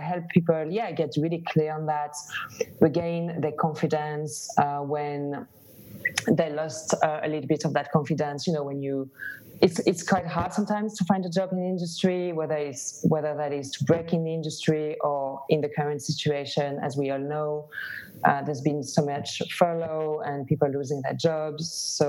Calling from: Barcelona, Catalonia, Spain; English is a second language; also born or lived in London; I'm half French, half Greek, lived in London and then relocated to Barcelona.

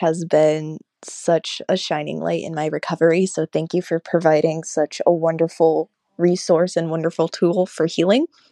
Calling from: United States; I'm calling you from Washington

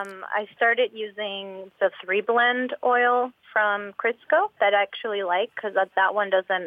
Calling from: Austin, Texas, United States; I'm calling from Austin, Texas.

